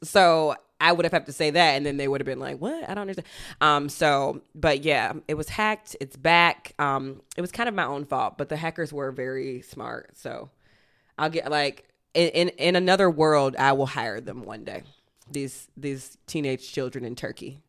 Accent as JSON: {"language": "English", "town": "Athens", "region": "Georgia", "country": "United States", "tie": "born or raised there", "moved": "yes", "said": "my hometown, Athens"}